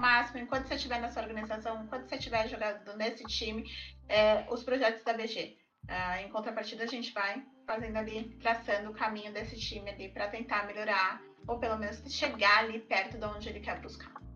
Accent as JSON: {"language": "Portuguese", "region": "São Paulo", "country": "Brazil", "said": "eu sou de São Paulo"}